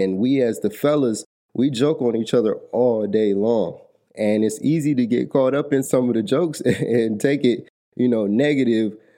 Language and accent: English; Atlanta, Georgia, United States; I'm from Atlanta, Georgia